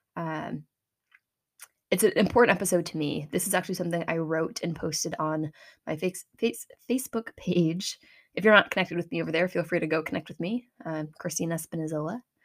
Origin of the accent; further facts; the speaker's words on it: Medway, Massachusetts, United States; my hometown is a small community in Massachusetts on the east coast of the United States.